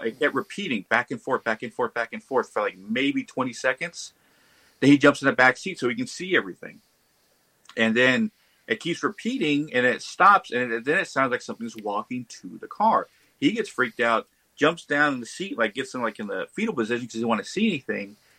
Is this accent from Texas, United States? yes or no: yes; Texas, United States; since I was a kid on the ranch I grew up in Texas